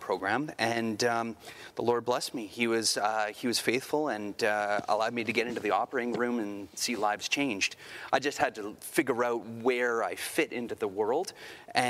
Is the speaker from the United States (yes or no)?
no; outside of Toronto, Ontario, Canada; moved away; I grew up outside of Toronto